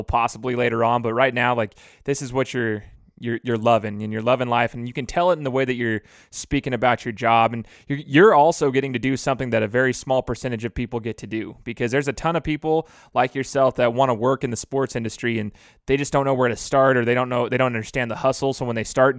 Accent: West Coast, United States; I'm from the West Coast

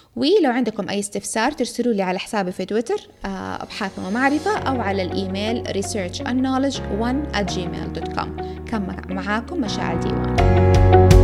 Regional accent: Jeddah, Makkah Province, Saudi Arabia; عندنا في جدة

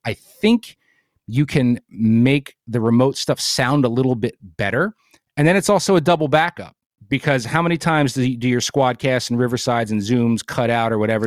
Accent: New Jersey, United States; moved away as an adult; now in Bucks County, Pennsylvania, United States; I grew up in Jersey, so I grew up salty

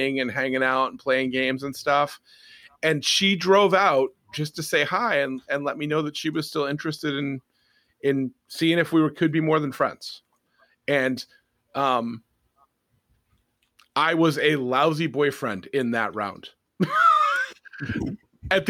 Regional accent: Lowell, Massachusetts, United States; also born or lived in Tyngsborough, Massachusetts; I grew up in Lowell and Tingsboro for most of my high school and college career, which is on the eastern half of Massachusetts

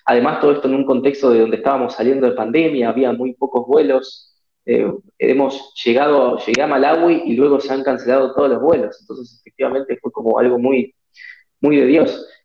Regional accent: Argentina; Yo hacía atletismo antes en Argentina, en mi país, y un día estábamos entrenando

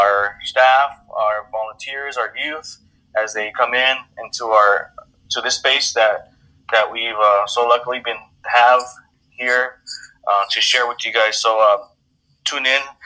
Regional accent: San Gabriel Valley, California, United States; moved away as an adult; now in Riverside, United States; I'm originally from the San Gabriel Valley, SGV

